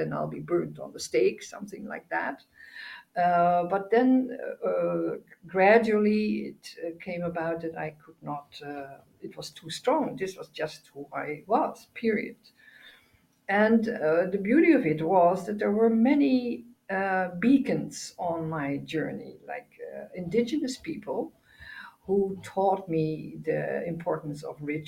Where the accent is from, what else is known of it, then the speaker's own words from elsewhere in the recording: Netherlands; I'm from the Netherlands, born here